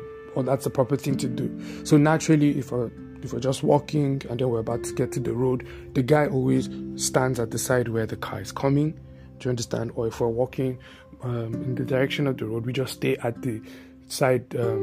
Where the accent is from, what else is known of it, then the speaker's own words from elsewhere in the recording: Bauchi, Nigeria; In fact, with the people that I grew up with in Bauchi, the guy, my friend, right, that introduced me to his family, he was the one that used to bring food for me.